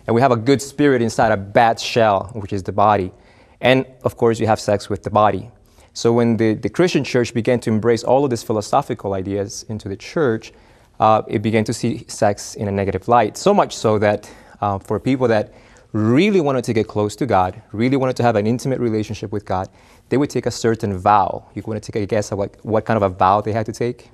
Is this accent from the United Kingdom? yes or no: no; Argentina; now in United States; originally from the Argentina, but, uh, I'm a U S citizen now